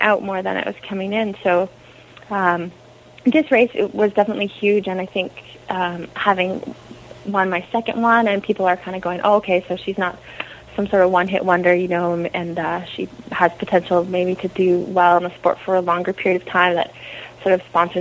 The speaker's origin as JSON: {"language": "English", "country": "Canada", "said": "I'm Canadian"}